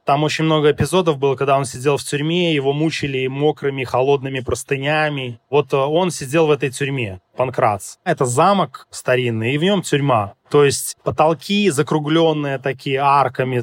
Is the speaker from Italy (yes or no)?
no; Belarus; moved away; я с Белоруссии